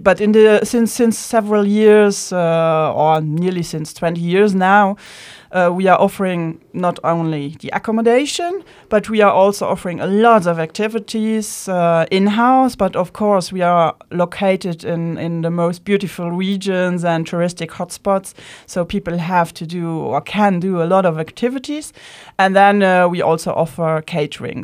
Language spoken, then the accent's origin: English; Luxembourg; first language Luxembourgish; English is a second language; I was born in Luxembourg, so I'm a Luxembourgish native